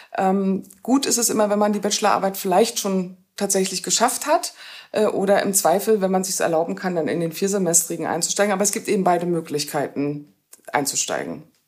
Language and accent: German; Rostock, Mecklenburg-Vorpommern, Germany; moved away as an adult; also born or lived in Cologne / Berlin / Jena; now in Görlitz, Germany; bin eben Kind aus Rostock, das heißt, bin Ostdeutscher